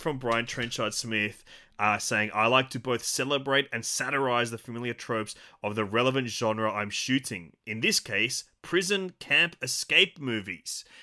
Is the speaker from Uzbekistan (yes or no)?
no; Australia; an Aussie physical media collector